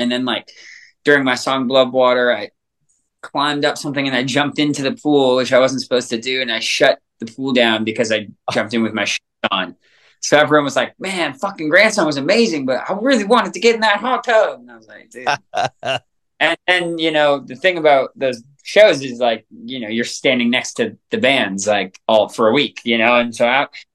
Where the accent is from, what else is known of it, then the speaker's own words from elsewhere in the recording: Canada; Growing up in Canada